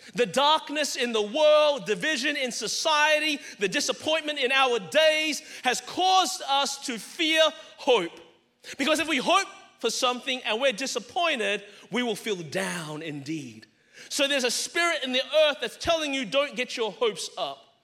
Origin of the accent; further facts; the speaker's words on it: Melbourne, Victoria, Australia; moved away as an adult; now in Anderson, United States; I was born in Melbourne, Australia. That's the reason my voice is this way.